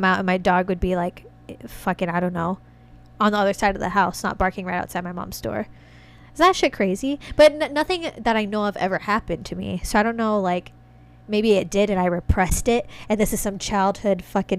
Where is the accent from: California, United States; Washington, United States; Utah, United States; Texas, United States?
Washington, United States; I was born in Washington State